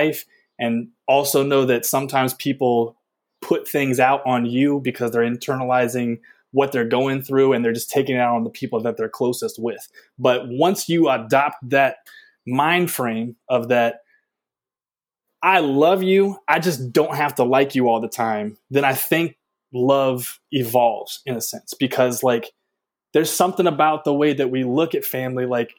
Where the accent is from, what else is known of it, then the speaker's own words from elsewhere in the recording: the South, United States; we come from the South